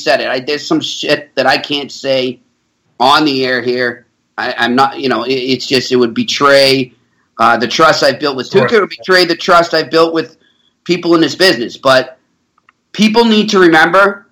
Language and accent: English; Boston, Massachusetts, United States; I grew up myself in Boston